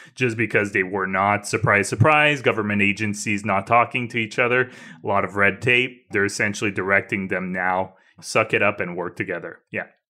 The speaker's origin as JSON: {"language": "English", "country": "Canada", "said": "As a Canadian"}